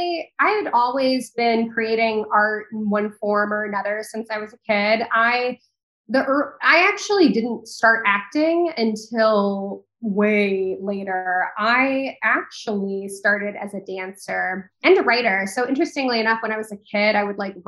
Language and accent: English; Nacogdoches, Texas, United States; also born or lived in New York City; I moved pretty young to a town called Nacogdoches, Texas, which is quite small. I moved there when I was 5. And so it's funny because like, I very much grew up in Texas.